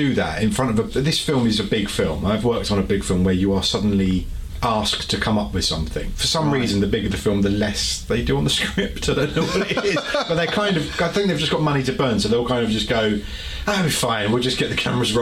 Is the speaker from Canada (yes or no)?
no; United Kingdom; as a Brit that's never been to much of America